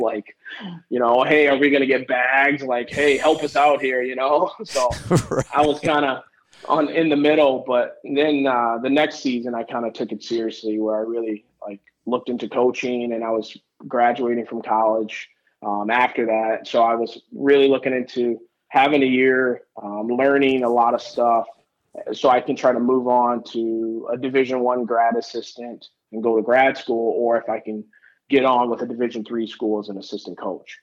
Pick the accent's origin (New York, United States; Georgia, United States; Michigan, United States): Michigan, United States; Detroit; I grew up in Detroit, born and raised, um, right in Detroit, the inner city, not a suburb